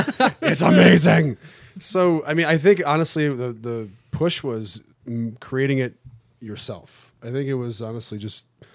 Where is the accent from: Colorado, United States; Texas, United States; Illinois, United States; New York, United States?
New York, United States; Buffalo; Well, I came from Buffalo.